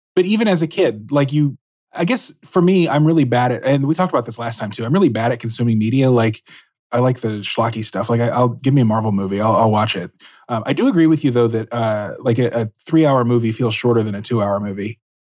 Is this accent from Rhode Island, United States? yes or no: no; Dallas, Texas, United States; moved away; I'm from Dallas